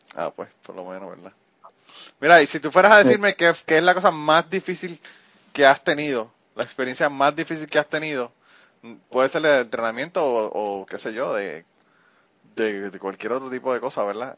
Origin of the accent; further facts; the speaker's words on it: Utuado, Puerto Rico; mi pueblo